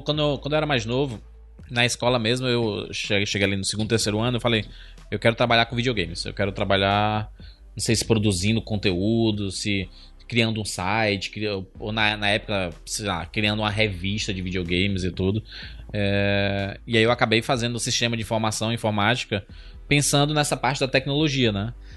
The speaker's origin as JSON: {"language": "Portuguese", "region": "Ceará", "country": "Brazil", "said": "Eu sou nordestino"}